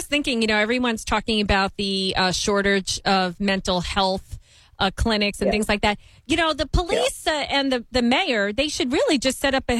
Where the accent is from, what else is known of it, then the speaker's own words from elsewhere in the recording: Long Island, New York, United States; moved away; also born or lived in Brooklyn, New York; Now, I'm originally from New York. I grew up on Long Island, born in Brooklyn.